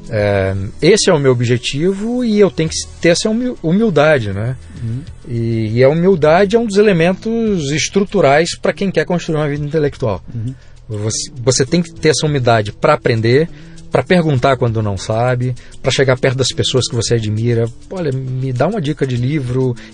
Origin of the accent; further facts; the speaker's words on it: Brazil; born there; Eu nasci no Brasil, eu tenho todos os defeitos e virtudes de ser brasileiro